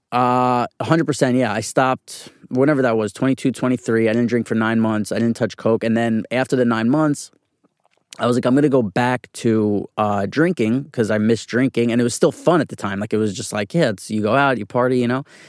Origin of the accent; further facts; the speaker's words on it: New York City, New York, United States; I was born and raised on, uh, eighty-third Street in Manhattan on the east side